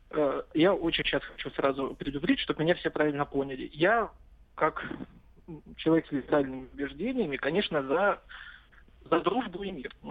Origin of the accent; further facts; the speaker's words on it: North Ossetia–Alania, Russia; Вот я как юж... осетин, я был в Южной Осетии, но я из Северной Осетии